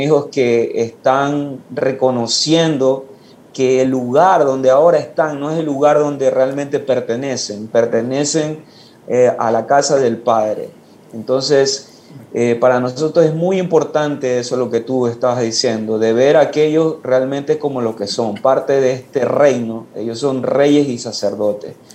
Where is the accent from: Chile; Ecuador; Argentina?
Ecuador; now in Guayaquil, Ecuador; regresé a mi pueblo donde nací, que es una parroquia